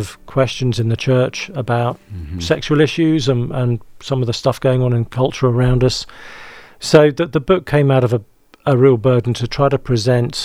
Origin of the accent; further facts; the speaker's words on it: England, United Kingdom; accent: British; moved away as an adult; now in Nashville, United States; I'm from England. It's okay. It's my dirty secret. So yeah, I grew up in the UK and I've just recently moved here to the States.